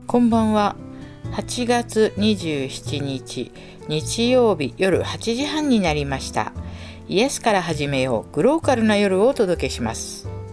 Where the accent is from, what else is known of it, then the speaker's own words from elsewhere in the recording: Tokyo, Japan; 下町でね生まれ育ちました